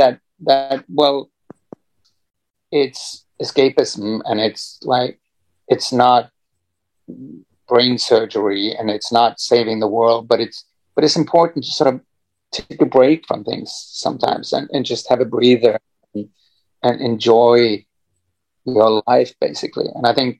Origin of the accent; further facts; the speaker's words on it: Norway; growing up in Norway